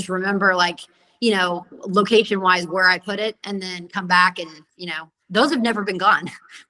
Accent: Oklahoma, United States; also born or lived in Houston; growing up in Oklahoma

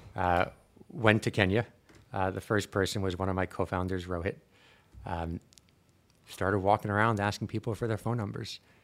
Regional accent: Long Island, New York, United States; also born or lived in Brooklyn; I grew up in the States. I was born in Brooklyn, grew up in Long Island

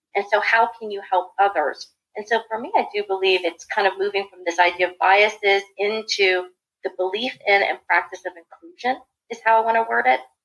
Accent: Washington, District of Columbia, United States; moved away as an adult; also born or lived in Raleigh-Durham area, North Carolina; now in Research Triangle Park area, North Carolina, United States; I was born and raised in the Washington, D.C. area, I lived there for more than 40 years.

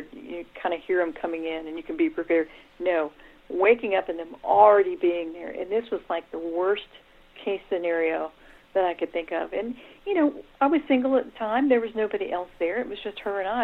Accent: Daytona Beach, Florida, United States; I grew up in Daytona Beach

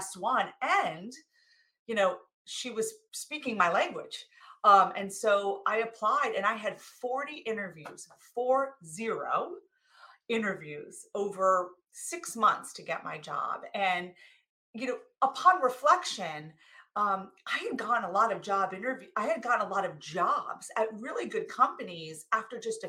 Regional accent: New Jersey, United States; I came from New Jersey.

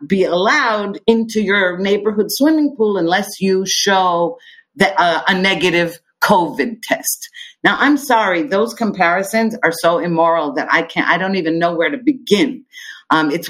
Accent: United States; moved away as an adult; now in Israel; growing up in the United States

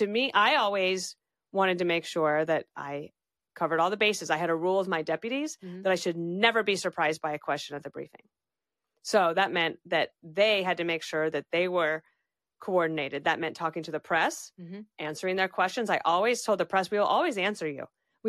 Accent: the West, United States; And he asked me all about growing up in the West.

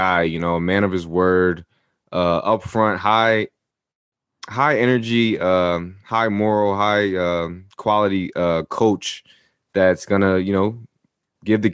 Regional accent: New Jersey, United States; I'm from Jersey, as you are as well, especially that up north part of Jersey

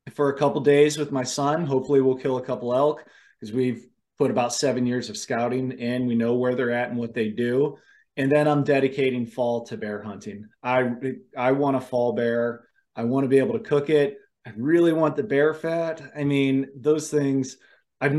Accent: Cleveland, Ohio, United States; now in Idaho, United States; I grew up in right outside of Cleveland.

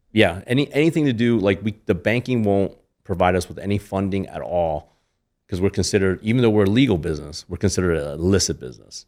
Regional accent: Lancaster, Pennsylvania, United States; moved away as an adult; also born or lived in Toledo, Ohio; now in Las Vegas, United States; I grew up in Pennsylvania

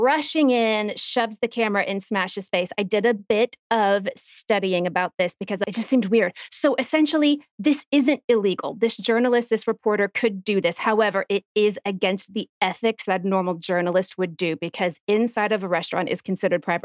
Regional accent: Texas, United States; growing up in Texas

